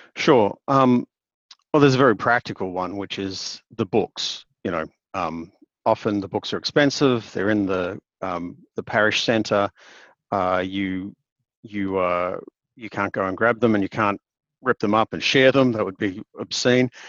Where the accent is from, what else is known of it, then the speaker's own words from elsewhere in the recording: Queensland, Australia; now in Hobart, Australia; Though I'm actually a Queenslander by birth, um, which is on the other end of the country.